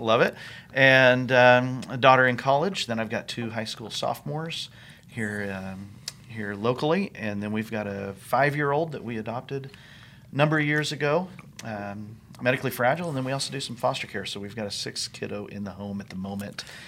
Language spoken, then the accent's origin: English; New Mexico, United States; also born or lived in Texas / Colorado; now in Indiana, United States; I grew up in the Southwest in New Mexico